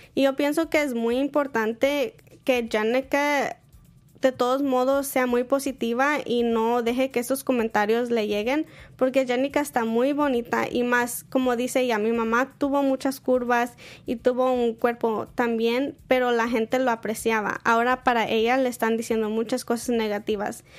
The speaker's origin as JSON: {"language": "Spanish", "country": "Mexico", "moved": "yes", "lives_now": "United States", "said": "nosotros como mexicanos no hacemos bridal shower ni bachelorette party"}